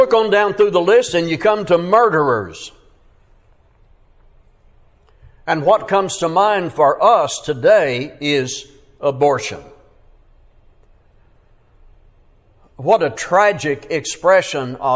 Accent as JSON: {"language": "English", "town": "Fort Smith", "region": "Arkansas", "country": "United States", "tie": "born or raised there", "said": "my hometown, Fort Smith, Arkansas"}